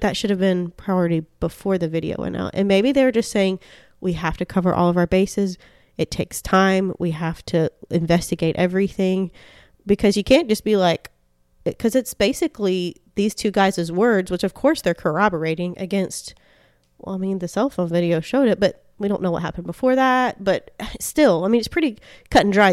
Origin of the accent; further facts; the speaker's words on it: Deep South, United States; also born or lived in Florida / Georgia; I'm from Florida and Georgia.